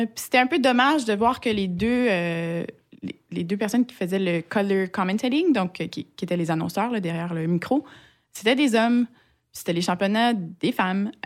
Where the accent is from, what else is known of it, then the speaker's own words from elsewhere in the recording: Quebec, Canada; bien que j'ai été élevée au Québec, euh, j'ai pas des, parents québécois